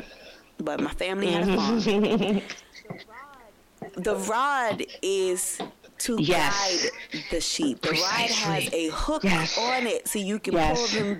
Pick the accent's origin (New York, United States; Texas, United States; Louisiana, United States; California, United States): New York, United States; New York City; moved away; also born or lived in Alexandria, Virginia; Growing up in Bed-Stuy, Brooklyn, the old Bed-Stuy